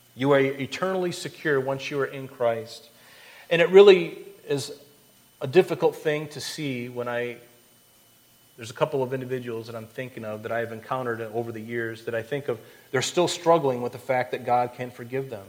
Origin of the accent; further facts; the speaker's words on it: Florida, United States; I grew up in Florida